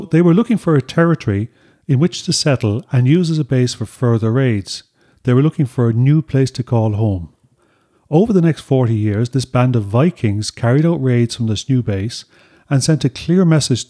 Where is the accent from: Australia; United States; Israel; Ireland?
Ireland; that we learned about in school here in Ireland